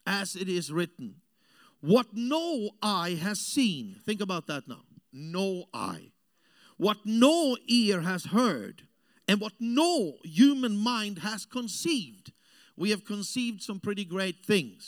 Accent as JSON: {"language": "English", "country": "Austria", "tie": "born or raised there", "also_born_or_lived": "Africa", "second_language": "English", "moved": "as an adult", "said": "I grew up in South Europe. I'm an Austrian"}